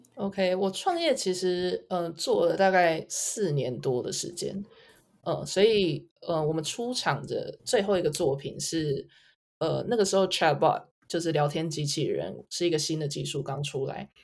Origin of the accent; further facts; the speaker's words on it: Taiwan; moved away as an adult; also born or lived in United States / Hong Kong / Singapore; 我在台湾就是长大念书，我是台大物理系，呃，辍学。在大学的时候创业，那，呃，从台湾开始，然后到美国、香港，有一些经验，最后是在新加坡